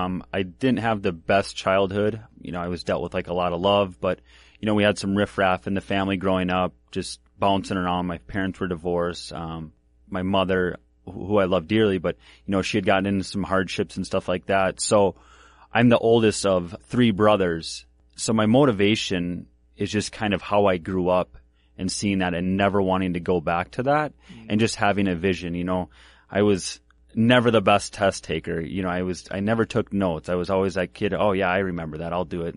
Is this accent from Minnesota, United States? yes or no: yes; Minneapolis, Minnesota, United States; also born or lived in Glencoe / Northfield; So I was born in Minneapolis. Yep. And then I bounced around, spent some time with my grandma and stuff in Glencoe, did some schooling there. And then I lived in Northfield with my dad and then bounced around.